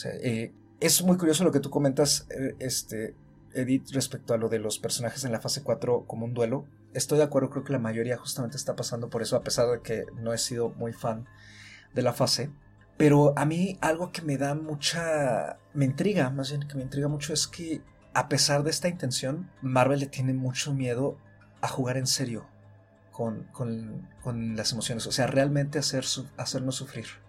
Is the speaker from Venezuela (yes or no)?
no; Mexico; como mexicanos